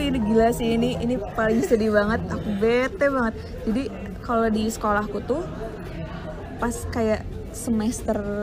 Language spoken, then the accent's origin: Indonesian; Indonesia; also born or lived in Wellington, New Zealand; aku dari Indo